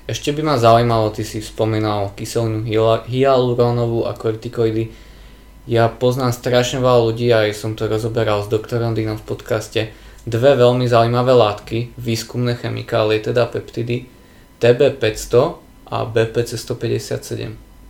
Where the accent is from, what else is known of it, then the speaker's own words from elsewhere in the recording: Púchov, Trenčín Region, Slovakia; moved away; ja som pôvodne z Puchova a tam je obrovská firma Continental s gumami, určite každý pozná